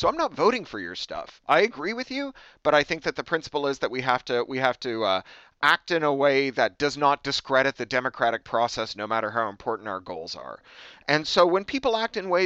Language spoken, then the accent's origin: English; Canada; also born or lived in United Kingdom; now in United States; I'm from Canada. I lived in the UK for 13 years. Now I live here in the US